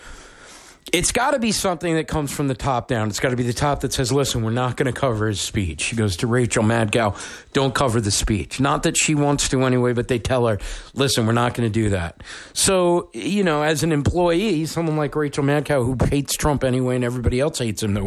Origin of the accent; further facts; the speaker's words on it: New Hampshire, United States; here in my home state of New Hampshire